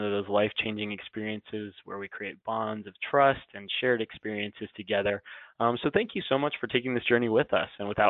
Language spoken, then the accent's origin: English; West Palm Beach, Florida, United States; also born or lived in Gainesville, Florida; I am from West Palm Beach, Florida, but I'm currently working as an HR business partner for the University of Florida in Gainesville.